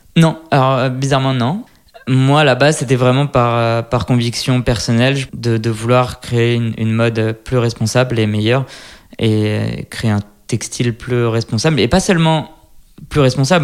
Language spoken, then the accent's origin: French; Lyon, Auvergne-Rhône-Alpes, France; moved away as an adult; now in Israel; je suis né à Lyon, et donc d'une mère égyptienne et d'un père marocain